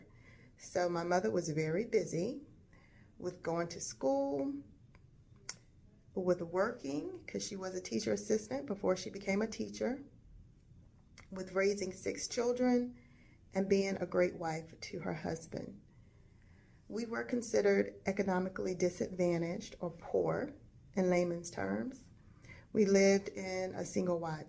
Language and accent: English; Gatesville, North Carolina, United States; I was born and raised in Gatesville, North Carolina, which is a small rural town in northeast North Carolina